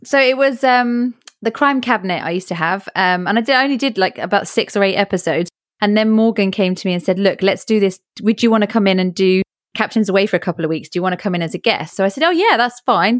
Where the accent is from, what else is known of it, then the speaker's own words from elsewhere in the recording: England, United Kingdom; born and raised in England